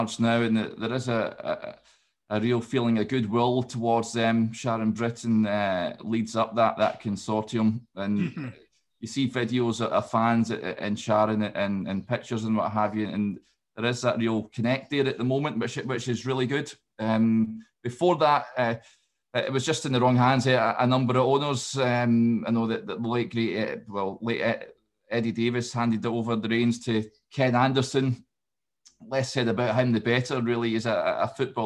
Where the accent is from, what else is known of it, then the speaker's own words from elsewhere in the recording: Scotland, United Kingdom; I'm obviously from Scotland